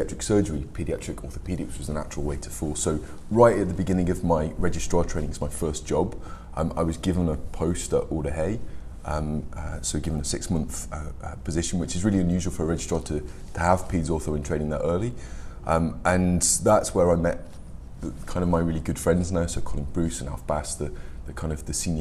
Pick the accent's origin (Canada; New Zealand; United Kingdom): United Kingdom; Birmingham, West Midlands; moved away as an adult; now in Liverpool, United Kingdom; Originally, I came from Birmingham, and I went to a very normal comprehensive school